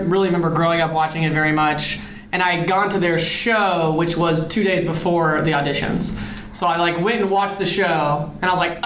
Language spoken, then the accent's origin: English; Greenville, South Carolina, United States; I grew up here in Greenville in a pretty large family.